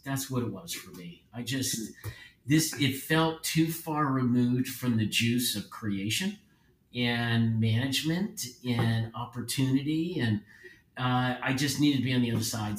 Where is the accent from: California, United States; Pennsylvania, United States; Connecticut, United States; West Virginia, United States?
Pennsylvania, United States; Philadelphia; Born and raised in Philadelphia